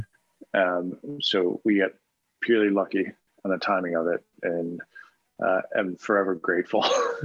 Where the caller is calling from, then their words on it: New York, United States; I am in Westchester, just north of the city.